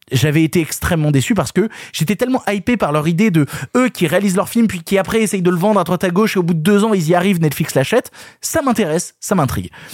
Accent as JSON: {"language": "French", "country": "France", "said": "en tant que Français"}